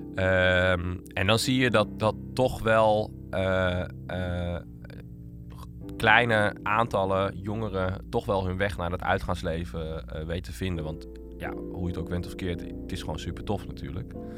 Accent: Utrecht, Netherlands; ik ben opgegroeid in Utrecht

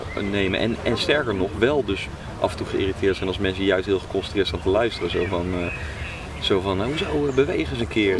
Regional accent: Netherlands; ik ben ook gewoon Nederlander

